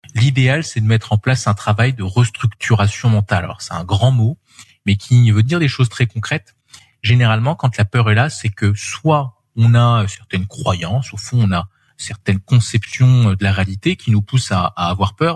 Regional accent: France

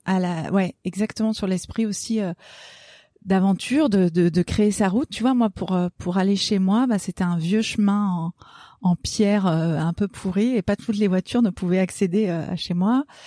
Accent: Gorges du Verdon, Provence-Alpes-Côte d'Azur, France; ce qui a vraiment façonné mon enfance, c'est que je suis née dans les gorges du Verdon

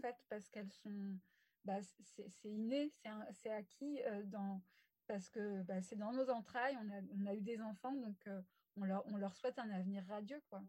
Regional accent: West of France, France; also born or lived in Rennes / Paris; je suis une femme de l'Ouest depuis tout le temps. Hein. Euh, je suis née euh, dans l'Ouest

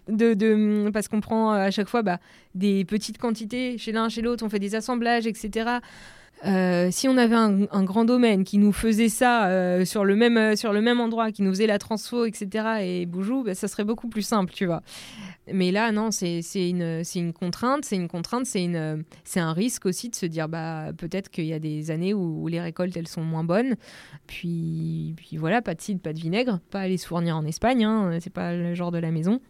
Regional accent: Normandy, France; Donc je viens de Normandie

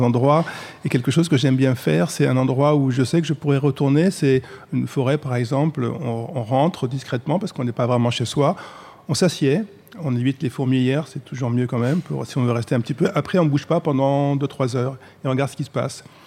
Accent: Paris, Île-de-France, France; Moi, je suis parisien

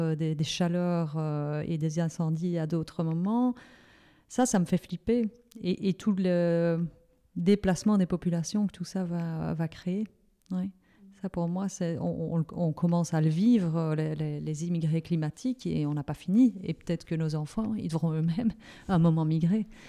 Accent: Liège, Wallonia, Belgium; comme je suis liégeoise

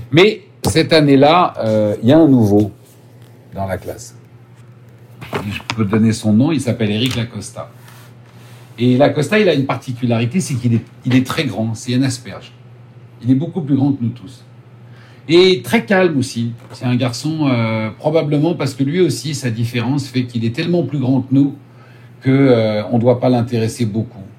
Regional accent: Paris, Île-de-France, France; born there; peut-être parce que je suis né à Paris, peut-être parce que j'ai des lunettes

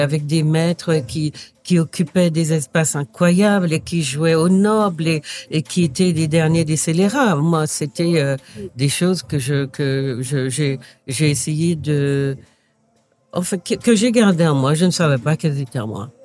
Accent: Martinique; moved away as an adult; also born or lived in Paris; je viens effectivement de la Martinique

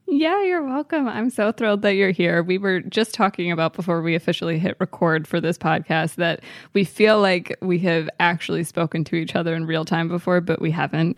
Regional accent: Maryland, United States; growing up in Maryland

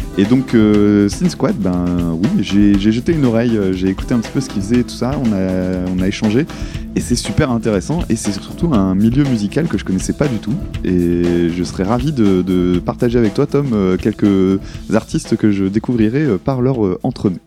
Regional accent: the North, Hauts-de-France, France; nous, on vient du Nord

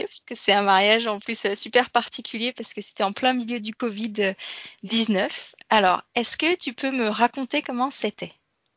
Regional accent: France; j'ai grandi en France

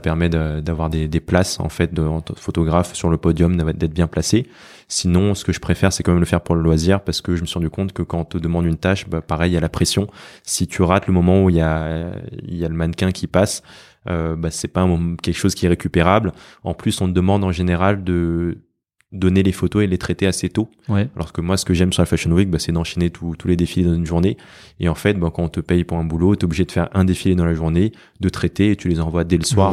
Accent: France; j'ai toujours vécu en France

